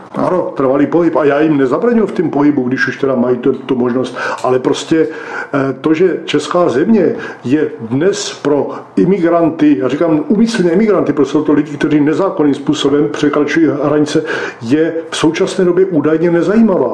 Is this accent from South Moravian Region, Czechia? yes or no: yes; Brno, South Moravian Region, Czechia; now in Břeclav District, Czechia; Já prostě jsem vyrůstal v Brně, Husovicích a teďka, teďka žijí na Břeclavsku